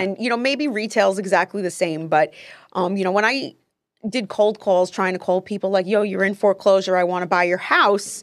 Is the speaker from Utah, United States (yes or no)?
no; Paterson, New Jersey, United States; I'm originally from Patterson, New Jersey